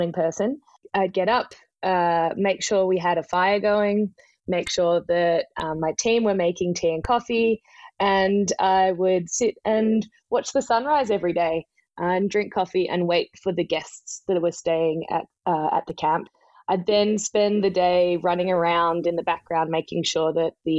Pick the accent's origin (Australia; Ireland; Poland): Australia; Melbourne, Victoria; also born or lived in Vancouver / New York / Lusaka, Zambia; now in Speers Point, Australia; I grew up in Melbourne